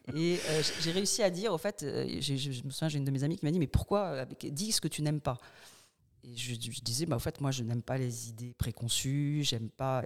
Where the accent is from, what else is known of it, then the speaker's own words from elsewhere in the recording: Paris, Île-de-France, France; moved away as an adult; now in Bordeaux, France; je suis parisienne au départ